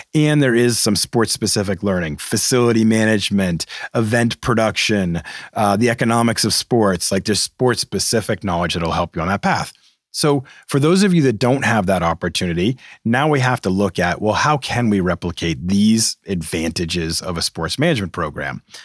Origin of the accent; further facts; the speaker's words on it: Massachusetts, United States; I'm from Massachusetts.